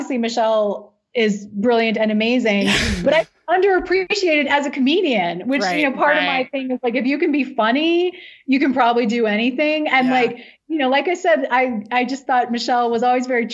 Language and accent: English; Indiana, United States; moved away; I grew up in Indiana